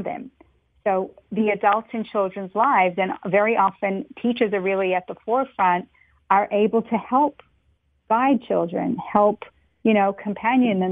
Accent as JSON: {"language": "English", "town": "Melbourne", "region": "Victoria", "country": "Australia", "tie": "born or raised there", "moved": "yes", "lives_now": "New York, United States", "said": "I grew up in Melbourne, Australia, very far from here, from New York."}